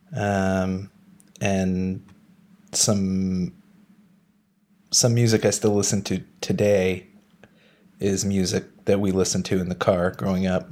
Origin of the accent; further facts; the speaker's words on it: Ottawa, Ontario, Canada; moved away as an adult; also born or lived in Montreal; now in Berlin, Germany; I was born in Montreal and moved to Ottawa when I was 6.